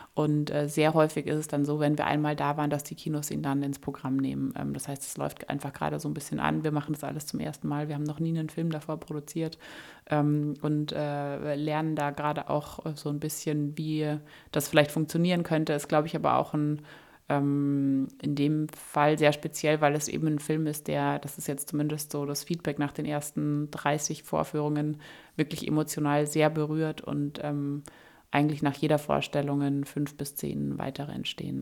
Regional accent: Germany; also born or lived in Kabul, Afghanistan / Hamburg, Germany; als Deutsche

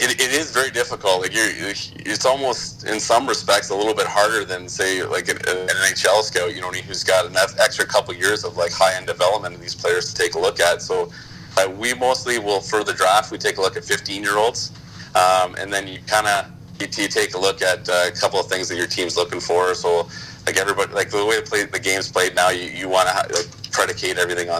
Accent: Sault Ste. Marie, Ontario, Canada; now in Ottawa, Canada; I grew up in Sault Ste. Marie

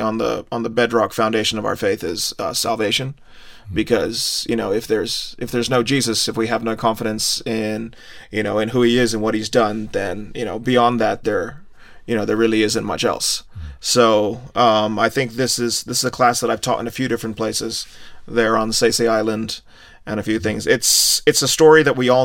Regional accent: India; I'm from India

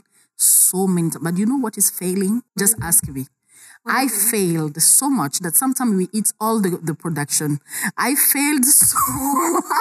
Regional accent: Kisangani, Tshopo, DR Congo; I'm from Kisangani, a small town

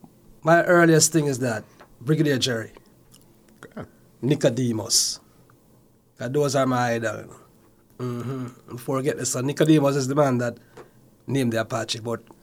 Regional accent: Saint Mary, Jamaica; My early childhood is in the parish of St. Mary.

